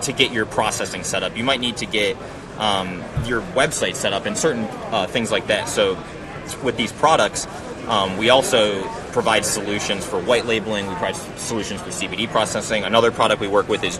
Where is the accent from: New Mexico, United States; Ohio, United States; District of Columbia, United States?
Ohio, United States; I'm from Ohio too